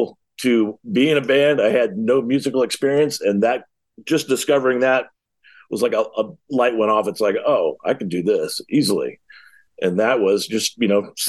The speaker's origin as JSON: {"language": "English", "town": "West Palm Beach", "region": "Florida", "country": "United States", "tie": "born or raised there", "also_born_or_lived": "Ohio", "said": "I moved to West Palm Beach in 75, I think, a little kid, and spent 30 some odd years in Florida from there."}